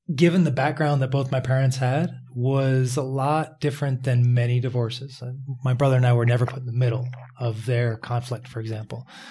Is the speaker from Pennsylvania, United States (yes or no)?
yes; Philadelphia, Pennsylvania, United States; also born or lived in Pittsburgh; I was growing up in Philadelphia